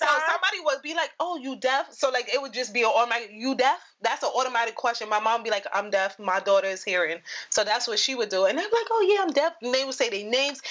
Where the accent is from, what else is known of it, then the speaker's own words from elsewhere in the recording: New York, United States; I'm from New York